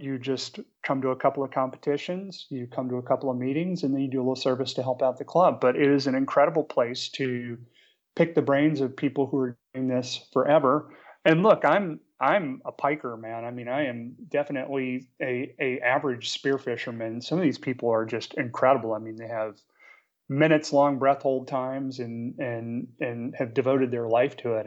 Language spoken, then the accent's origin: English; New Orleans, Louisiana, United States; also born or lived in Charlotte, North Carolina; now in Marina del Rey, United States; I grew up in New Orleans